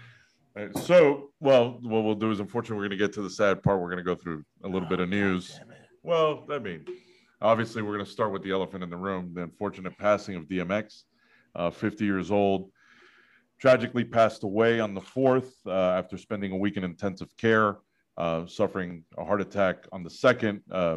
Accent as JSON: {"language": "English", "area": "Long Island", "region": "New York", "country": "United States", "also_born_or_lived": "Corpus Christi", "moved": "yes", "said": "I'm originally from Long Island."}